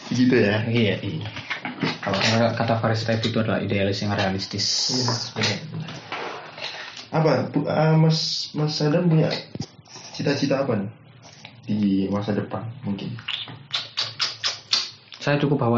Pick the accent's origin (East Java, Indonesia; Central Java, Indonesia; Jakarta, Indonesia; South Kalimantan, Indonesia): East Java, Indonesia; Pandaan; also born or lived in Surabaya; Ya walaupun saya lahirnya di Surabaya, hmm. jadi saya tinggal lama di Pandaan